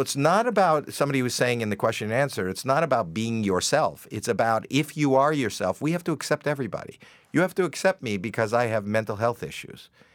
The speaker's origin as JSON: {"language": "English", "town": "Toronto", "region": "Ontario", "country": "Canada", "tie": "born or raised there", "said": "me coming from Toronto, but the fact that it is my hometown"}